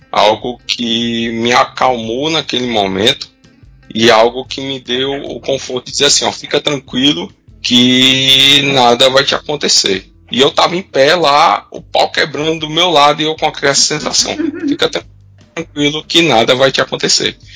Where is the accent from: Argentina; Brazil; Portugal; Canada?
Brazil; Aracati, Ceará; also born or lived in Fortaleza; Eu nasci em Aracati, no Ceará, e meu pai, a gente morava na casa pastoral, atrás da primeira igreja batista em Aracati